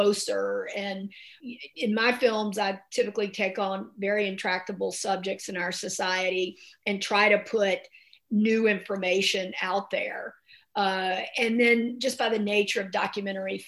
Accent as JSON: {"language": "English", "region": "the South", "country": "United States", "tie": "born or raised there", "said": "growing up in the South"}